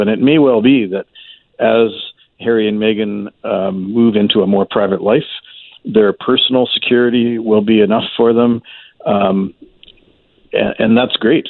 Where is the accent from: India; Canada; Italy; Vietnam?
Canada; as a Canadian taxpayer